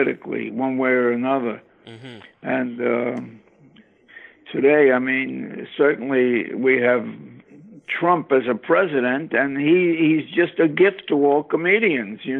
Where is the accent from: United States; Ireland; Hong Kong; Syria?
United States; New York City, New York; also born or lived in Manhattan, New York; now in Brooklyn, United States; I was born in Coney Island